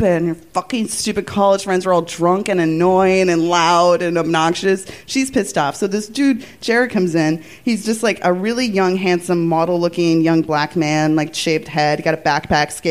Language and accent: English; Wilmington, Massachusetts, United States; moved away; also born or lived in Netherlands; I grew up in Wilmington, Mass, and there was a trailer park in our town